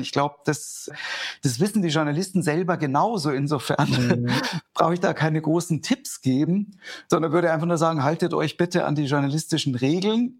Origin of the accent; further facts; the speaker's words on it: Germany; bei uns in Deutschland